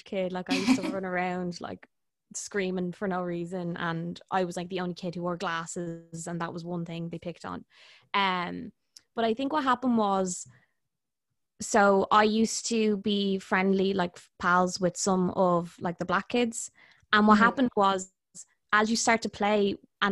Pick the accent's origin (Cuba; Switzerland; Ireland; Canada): Ireland; So I'm half Irish, half Indian